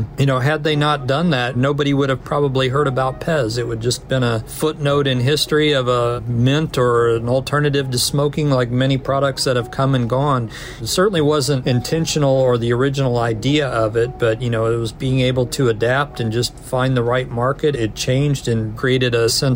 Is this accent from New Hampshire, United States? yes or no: no; Kansas City, Missouri, United States; moved away as an adult; now in Connecticut, United States; I'm actually from Kansas City